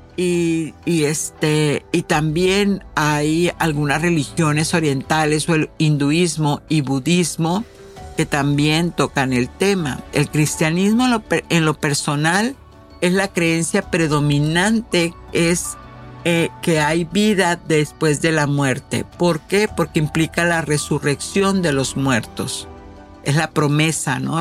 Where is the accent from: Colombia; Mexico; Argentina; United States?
Mexico; como buena mexicana